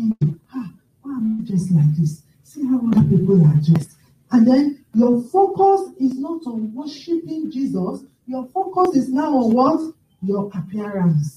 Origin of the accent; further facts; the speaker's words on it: Nigeria; now in United Kingdom; I grew up with my grandmother in Nigeria